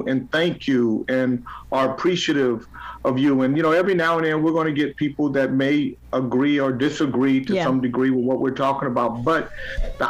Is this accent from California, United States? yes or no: yes; Sacramento, California, United States; As a young kid growing up in Del Paso Heights